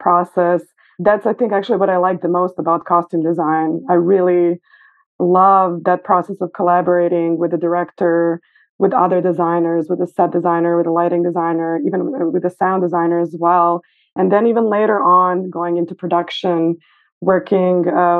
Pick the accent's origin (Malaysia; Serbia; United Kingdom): Serbia; Belgrade; moved away as an adult; now in New York City, United States; I was born in Belgrade, Serbia, and I've lived there for a majority of my life until I was 26